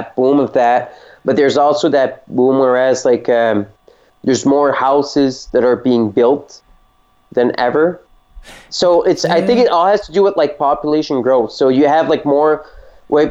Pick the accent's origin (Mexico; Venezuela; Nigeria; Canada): Canada; Sainte-Marie, New Brunswick; my hometown, St. Marie.